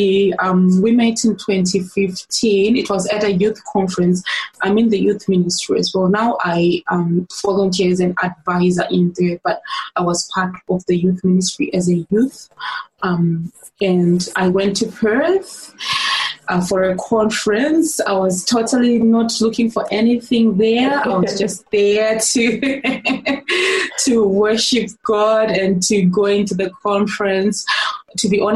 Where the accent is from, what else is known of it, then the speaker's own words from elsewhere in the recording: Zimbabwe; moved away as an adult; now in Melbourne, Australia; So I'm originally from Zimbabwe in Africa, Southern Africa.